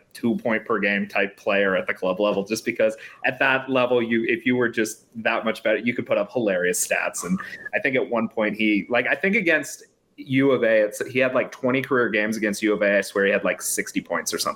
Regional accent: Arizona, United States; as people from Arizona

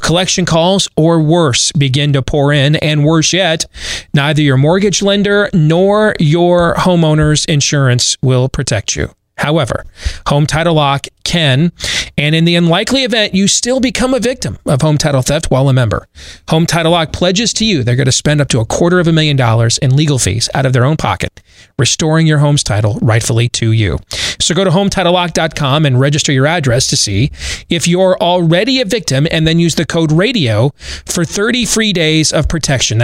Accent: Michigan, United States; now in Iowa, United States; I'm wearing a Michigan Big Ten championship shirt today because I grew up there and I'm a Michigan fan

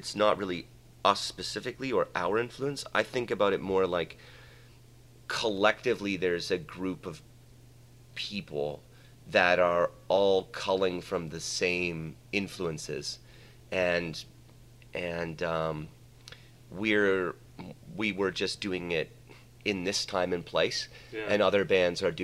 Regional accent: Canada; now in Mexico; we're Canadian and we grew up in Canada

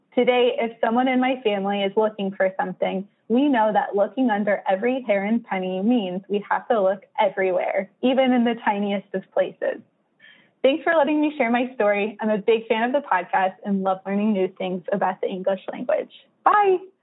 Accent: Illinois, United States; now in New Jersey, United States; I'm calling from New Jersey, though I grew up in Illinois

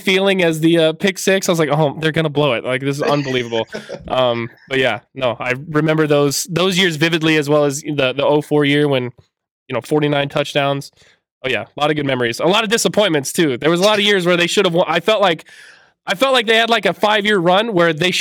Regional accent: Indiana, United States; every family member I knew growing up in Indiana

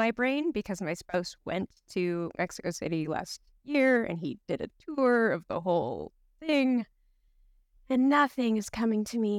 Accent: Saskatchewan, Canada; now in Edmonton, Canada; And I live in Edmonton, although most people who are listening to hear me on this podcast will say you are not from Edmonton. You're from Saskatchewan. And that's me.

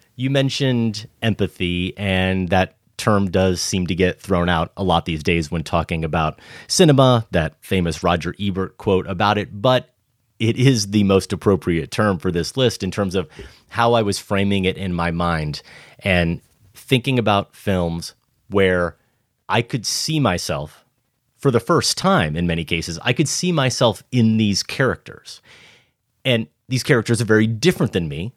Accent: Iowa, United States; But I'm growing up in Iowa.

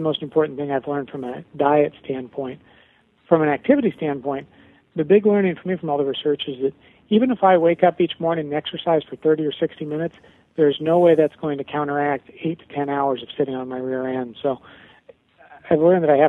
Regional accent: Nebraska, United States; I grew up in the Midwest in Nebraska

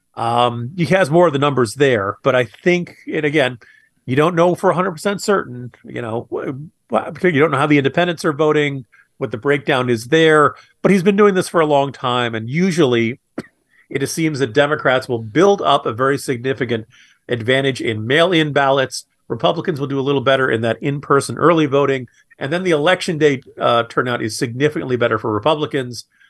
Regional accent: Virginia, United States; my home state of Virginia

